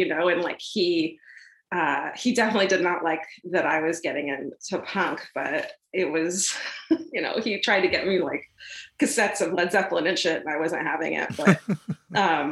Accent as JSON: {"language": "English", "town": "Irvine", "region": "California", "country": "United States", "tie": "born or raised there", "said": "I grew up in Orange County in Irvine, so it was super suburbia"}